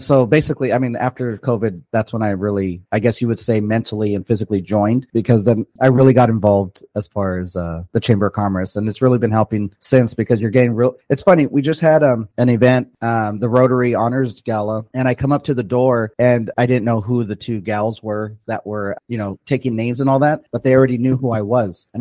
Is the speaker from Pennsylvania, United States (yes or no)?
no; Perris, California, United States; I grew up in Perris, so I've been in Perris since like 93.